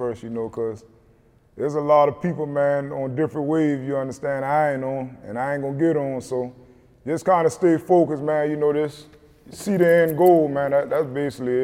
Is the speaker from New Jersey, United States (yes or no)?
no; South Carolina, United States; born or raised there